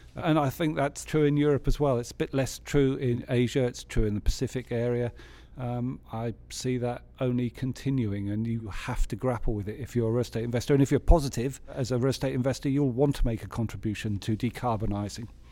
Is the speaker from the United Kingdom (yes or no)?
yes; England, United Kingdom; as an English economist